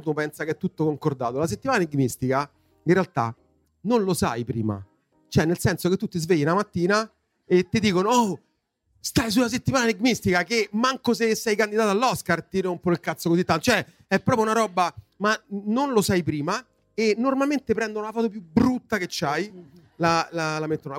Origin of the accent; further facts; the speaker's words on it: Rome, Lazio, Italy; Io sono nato a Montesacro, che eh, è la zona mia proprio di nascita. E poi quando ero insomma, pi- abbastanza piccolo, intorno ai 10 anni, per vari motivi lavorativi, la mia fam- famiglia si è trasferita all'Eur